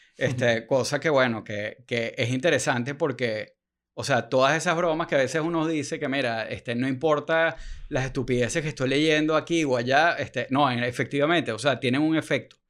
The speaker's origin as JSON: {"language": "Spanish", "country": "Venezuela", "said": "somos venezolanos explicándole a los gringos"}